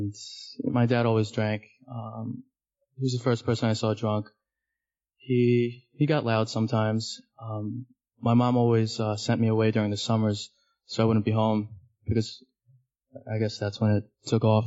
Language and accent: English; New York City, New York, United States; I'm from Manhattan. Grew up in Hell's Kitchen. Still live there.